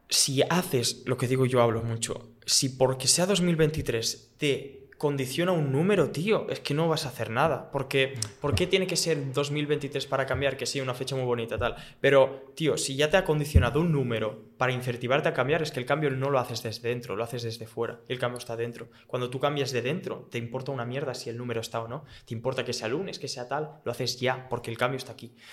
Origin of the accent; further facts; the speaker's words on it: Barcelona, Catalonia, Spain; soy de Barcelona, venir aquí a dar mm. mambo, ¿eh?